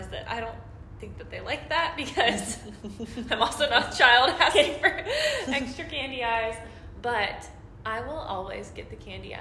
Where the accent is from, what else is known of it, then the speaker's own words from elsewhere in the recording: Circleville, Ohio, United States; living in Circleville, I've grown up here.